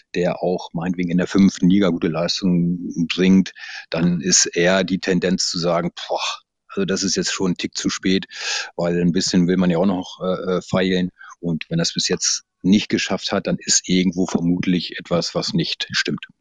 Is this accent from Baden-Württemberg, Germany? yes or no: no; Lüneburg Heath, Lower Saxony, Germany; der Ort, wo ich herkomme, das ist tiefste Provinz äh, in der Lüneburger Heide.